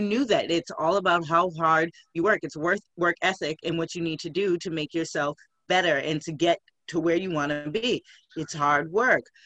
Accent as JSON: {"language": "English", "town": "Scituate", "region": "Massachusetts", "country": "United States", "tie": "born or raised there", "also_born_or_lived": "Boston, Massachusetts / Quincy, Massachusetts / Randolph, Massachusetts", "said": "American girl here from Boston, born and raised. I grew up on the South Shore"}